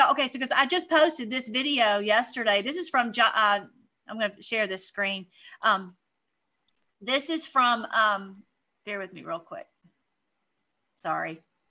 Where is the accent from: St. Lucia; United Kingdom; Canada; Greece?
Canada; I'm from Aunt Canada.